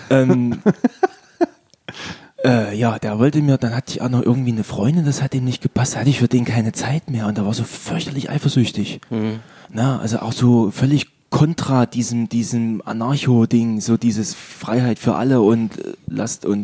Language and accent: German; Rhineland-Palatinate, Germany; Ich, bin, ich komme aus dem Fruchtland und da ähm, in Eich gab es den Dorfrock in der Turnhalle.